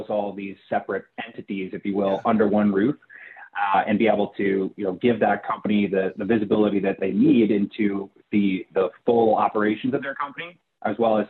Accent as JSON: {"language": "English", "region": "New Jersey", "country": "United States", "tie": "born or raised there", "said": "my home state of New Jersey"}